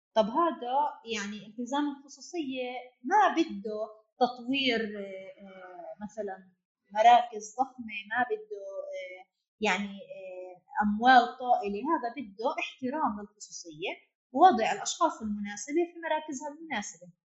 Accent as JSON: {"language": "Arabic", "country": "Palestine", "said": "احنا كفلسطينيين تحت سيطرة السلطات الإسرائيلية"}